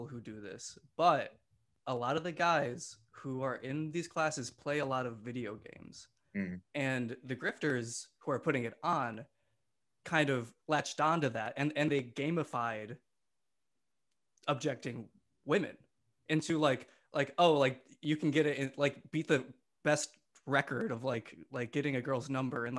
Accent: Sussex, Wisconsin, United States; I grew up in the small town of Sussex, Wisconsin, a village, actually

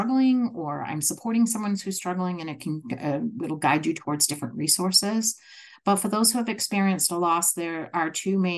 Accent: Massachusetts, United States; accent: Massachusetts; moved away as an adult; now in Rhode Island, United States; my Massachusetts accent

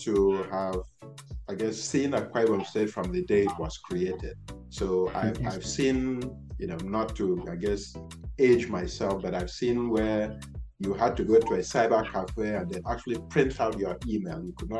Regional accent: United States; born there; I was born in the United States. Many people don't know that.

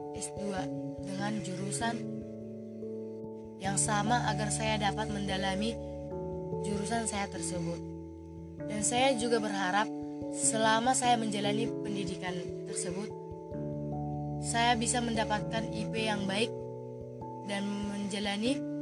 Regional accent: Persawahan Samosir village, Pahajai district, North Tapanuli Regency, North Sumatra, Indonesia; Saya berasal dari Desa Persawahan Samosir, Kecamatan Pahajai, Kabupaten Tapanuli Utara

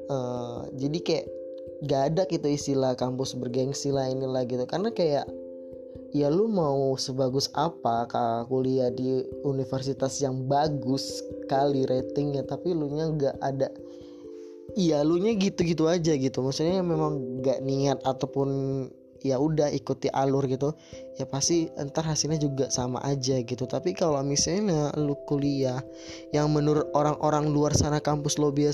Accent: Medan, North Sumatra, Indonesia; Ya benar, aku dari Sumatera Utara, dari kota Medan.

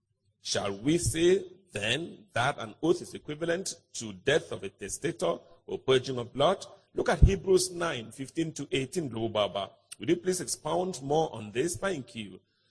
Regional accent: Malawi; I'm from Malawi, by the way.

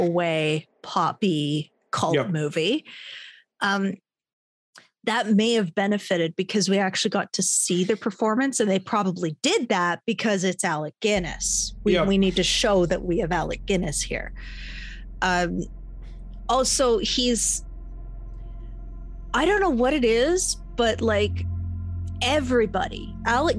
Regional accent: Canada; we're from Canada. Like, deserts are exotic to us.

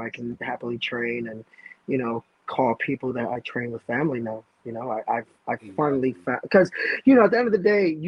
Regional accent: New York City, New York, United States; I'm a kid from the Lower East Side of Manhattan.

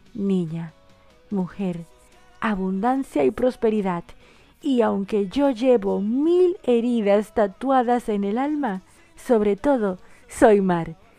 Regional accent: Dominican Republic; now in Argentina; una dominicana en Argentina y la dominicana más argentina de la bolita del mundo

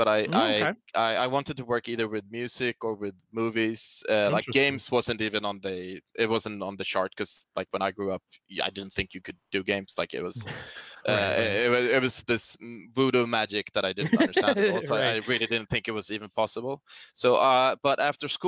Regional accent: Stockholm, Stockholm County, Sweden; also born or lived in San Francisco / Boston; I'm from Stockholm, Sweden. I've lived here most of my life.

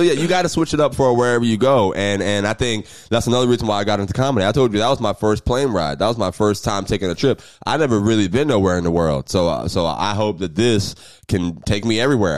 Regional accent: Jacksonville, Florida, United States; I'm from Jacksonville

